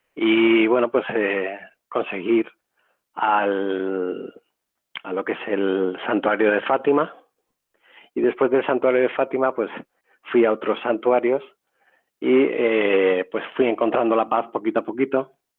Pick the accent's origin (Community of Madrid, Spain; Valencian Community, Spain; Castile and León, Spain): Community of Madrid, Spain; Madrid; Yo soy de Madrid